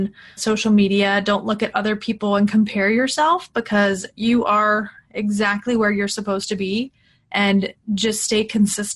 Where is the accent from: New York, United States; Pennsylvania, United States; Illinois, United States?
Pennsylvania, United States; I was born in Pennsylvania